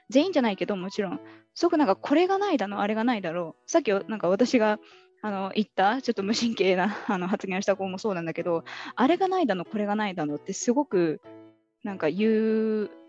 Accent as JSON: {"language": "Japanese", "region": "Tottori", "country": "Japan", "said": "私、鳥取出身って言ったら"}